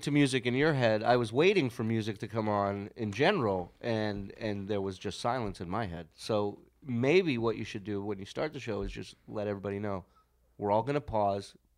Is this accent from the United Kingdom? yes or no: no; Las Vegas, Nevada, United States; we're from Vegas